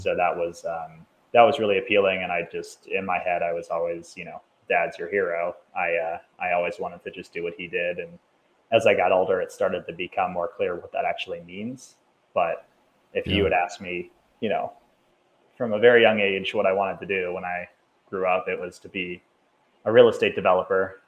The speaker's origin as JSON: {"language": "English", "town": "Cincinnati", "region": "Ohio", "country": "United States", "tie": "born or raised there", "moved": "yes", "lives_now": "Denver, United States", "said": "Grew up in the suburbs of Cincinnati, Ohio"}